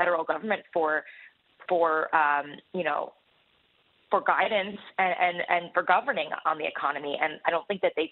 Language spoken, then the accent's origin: English; New Jersey, United States; I'm actually from New Jersey